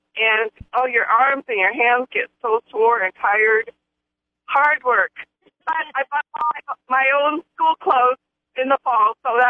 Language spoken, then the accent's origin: English; Iowa, United States; now in Bella Vista, United States; I grew up in Iowa, and we had lots of corn there